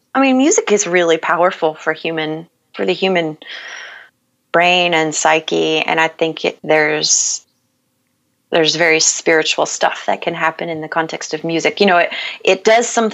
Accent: Bible Belt South, United States; moved away as an adult; I grew up in the Bible Belt South

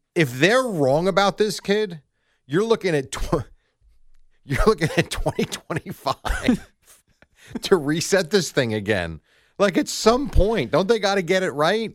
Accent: New Jersey, United States; I've been in Jersey since I'm two years old.

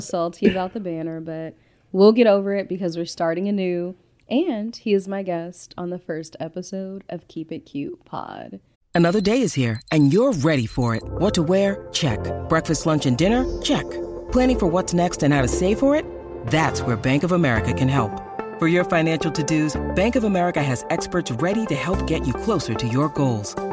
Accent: Compton / Victorville, California, United States; also born or lived in Inglewood, California; I was born in Inglewood. I grew up in Compton, California, and I was raised in Victorville, California

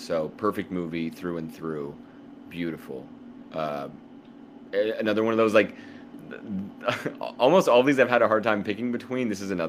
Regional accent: Oklahoma, United States; I'm from Oklahoma.

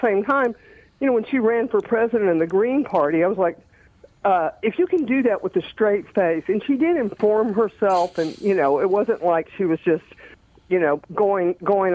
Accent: Marietta, Georgia, United States; also born or lived in Montgomery, Alabama; now in New York, United States; In Georgia, pretty much, mostly in Georgia. I never left the South until I moved to New York

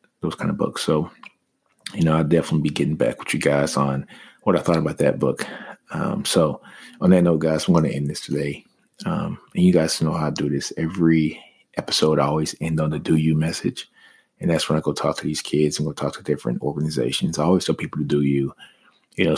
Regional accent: Shreveport, Louisiana, United States; I grew up in Motown, which is in Shreveport, Louisiana

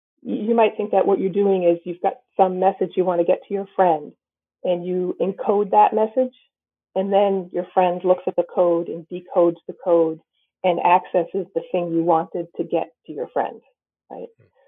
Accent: New Bedford, Massachusetts, United States; I grew up nearby in the New Bedford area of Massachusetts

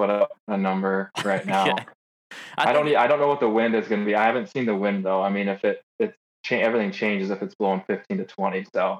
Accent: Midwest, United States; I grew up in the Midwest.

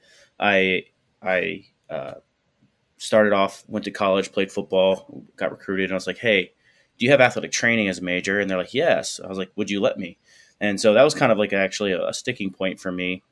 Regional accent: Fort Myers, Florida, United States; moved away; I was born and raised in Southwest Florida, Fort Myers.

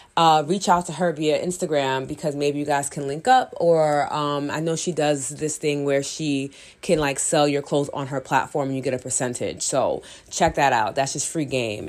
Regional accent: New York, United States; I'm from New York

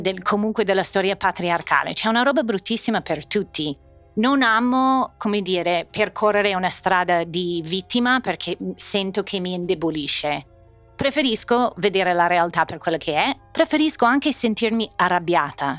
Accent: Indiana, United States; Italian is a second language; moved away as an adult; also born or lived in Bologna, Italy; now in Milan, Italy; venendo da Indiana e degli Stati Uniti

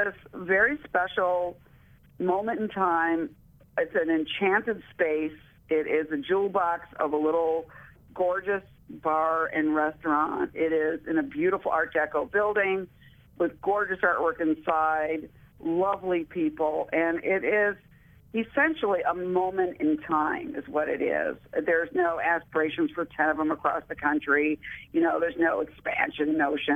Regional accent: United States; I'm from America

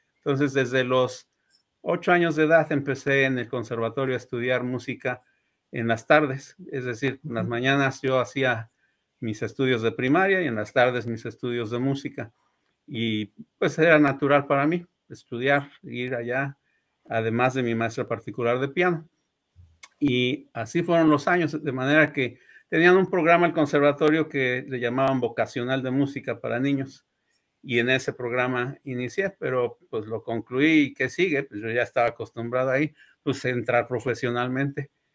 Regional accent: Puebla, Mexico; moved away as an adult; also born or lived in Ciudad Juárez, Mexico; now in Michigan, United States; Nací allá en Puebla en 1968 y, allá desarrollé, me crecí, digamos, mis estudios iniciales, la primaria, la música, eh, secundaria, preparatoria y la universidad

